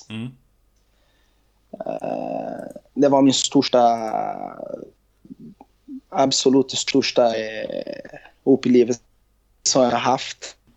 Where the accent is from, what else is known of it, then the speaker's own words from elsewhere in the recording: Rio de Janeiro, Brazil; Swedish is a second language; Eh, från Rio de Janeiro. Eh, ja. Och faktiskt har jag älskat Juventus Real Madrid. Eh, det haft jag när jag var liten i Brasilien.